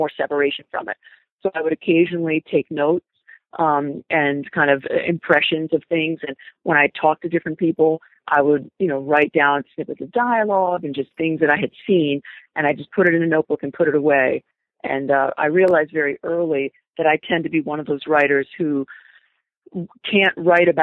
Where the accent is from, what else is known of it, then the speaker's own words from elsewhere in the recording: Providence, Rhode Island, United States; I grew up in Providence, and I had left and then moved back there